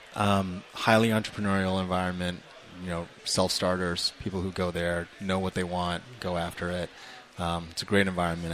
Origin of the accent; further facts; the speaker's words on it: Toronto, Ontario, Canada; moved away; I actually grew up in Toronto